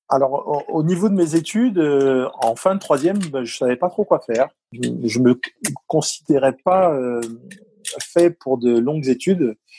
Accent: Paris, Île-de-France, France; accent: titi parisien; moved away; also born or lived in Provence; mon accent mon titi parisien et mon accent

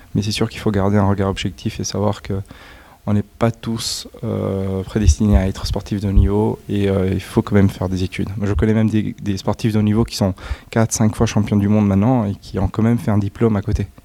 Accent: Italy; moi je suis italien

